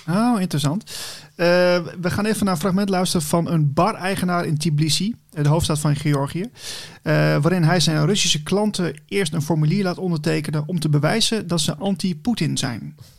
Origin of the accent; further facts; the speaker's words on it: Netherlands; we als Nederlanders